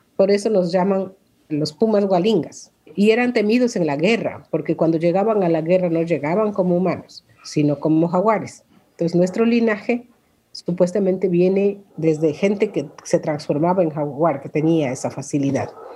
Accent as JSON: {"language": "Spanish", "town": "Sarayaku", "region": "Pastaza", "country": "Ecuador", "tie": "born or raised there", "said": "Nosotros crecimos ahí, yo nací en Sarayaku"}